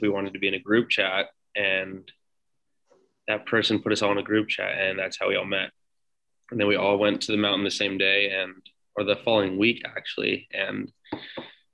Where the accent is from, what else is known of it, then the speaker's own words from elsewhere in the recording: Redondo Beach, California, United States; now in Los Angeles, United States; I'm from Redondo Beach, born and raised around this area in the South Bay